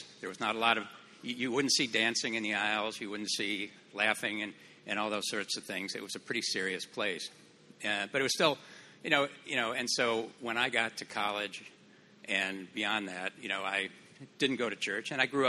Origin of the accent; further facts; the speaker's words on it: northern Illinois, United States; also born or lived in Virginia / California; now in Texas, United States; I grew up in northern Illinois in a Missouri Synod Lutheran church.